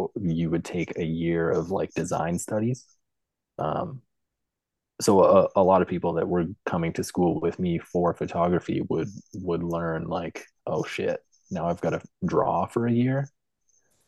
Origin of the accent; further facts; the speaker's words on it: Lloydminster, Canada; moved away as an adult; also born or lived in Edmonton, Alberta; I grew up in Lloydminster, Alberta, Saskatchewan